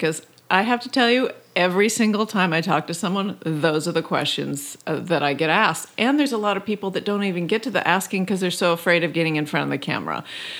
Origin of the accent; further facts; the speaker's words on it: Canada; now in Los Angeles, United States; I came down from Canada and showed up without knowing anyone, and I made friends.